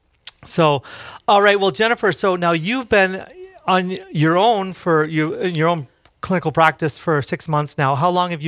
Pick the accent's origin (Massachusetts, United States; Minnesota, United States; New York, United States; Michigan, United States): Minnesota, United States; Park Rapids; also born or lived in Detroit Lakes; I was born in Detroit Lakes. We didn't live there. We lived in Park Rapids.